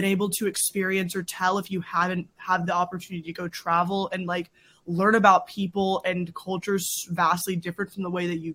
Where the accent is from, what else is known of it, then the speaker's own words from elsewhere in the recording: Wilmington, North Carolina, United States; moved away as an adult; now in Boston, United States; I am originally from North Carolina, southeastern North Carolina. I grew up in a beach town.